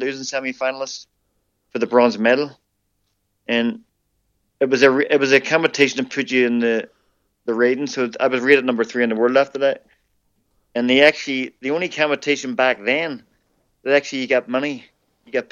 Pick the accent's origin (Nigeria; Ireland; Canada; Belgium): Ireland; as an Irishman